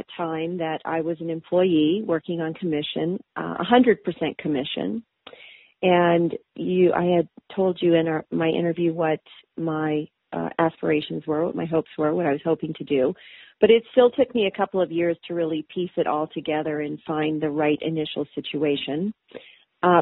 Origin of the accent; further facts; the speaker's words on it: East Coast, United States; moved away as an adult; also born or lived in Minnesota; I'm actually from the East Coast. So I grew up on the beach in warm weather